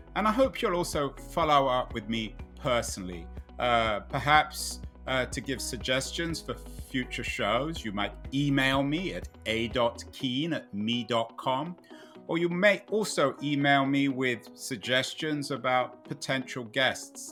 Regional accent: England, United Kingdom; When I was growing up in England

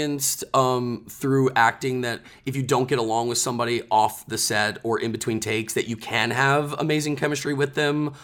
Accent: Dallas, Texas, United States; we grew up together in Dallas

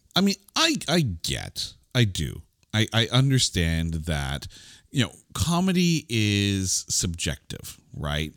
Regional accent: Canada; as a Canadian

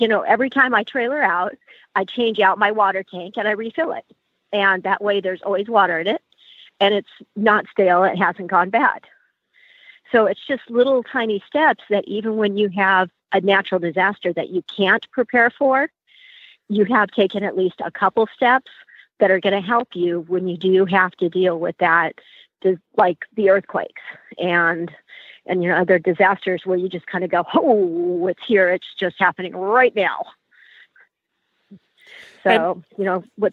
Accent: Ventura, California, United States; I am from Ventura, California

